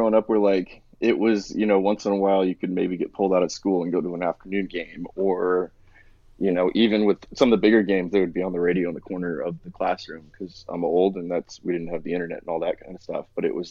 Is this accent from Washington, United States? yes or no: yes; Washington, United States; a lot of people that grew up around here that are around my age. I'm mid-30s.